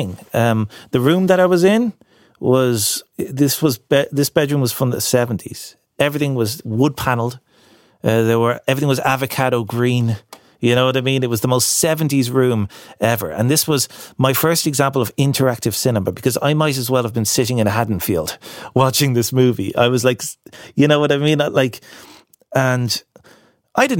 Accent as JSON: {"language": "English", "town": "Castleknock", "region": "Leinster", "country": "Ireland", "tie": "born or raised there", "said": "I grew up in Castleknock, right? Surrounded by the walls of the Phoenix Park"}